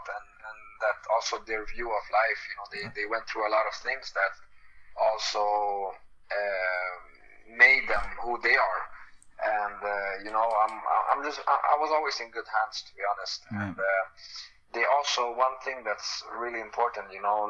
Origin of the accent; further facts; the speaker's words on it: Sweden; also being Swedish, growing up in Sweden, learn a lot from Swedish people, and also have my own culture.